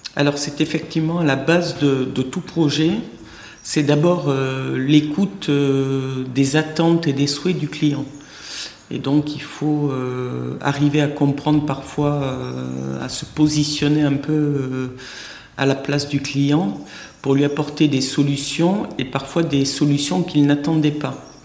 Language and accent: French; Tarn, Occitania, France; moved away as an adult; also born or lived in Paris / Tahiti; je suis revenu dans le sud-ouest dont je suis originaire, de Tarn, précisément